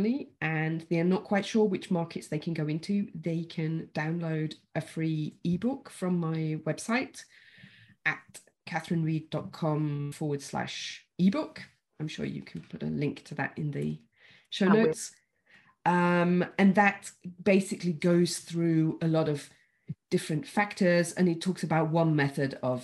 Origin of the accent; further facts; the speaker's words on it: United Kingdom; me as a Brit